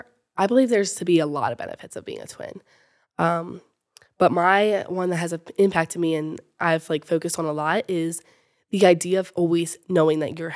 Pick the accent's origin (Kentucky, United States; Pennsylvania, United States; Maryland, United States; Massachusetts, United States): Maryland, United States; Fallston; I'm from Fallston, Maryland, and I'm a freshman at the University of Alabama.